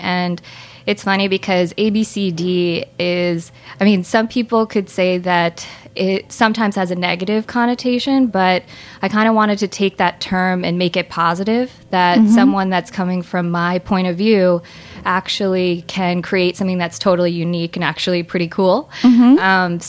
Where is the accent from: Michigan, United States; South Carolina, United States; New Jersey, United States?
New Jersey, United States; moved away; I grew up in New Jersey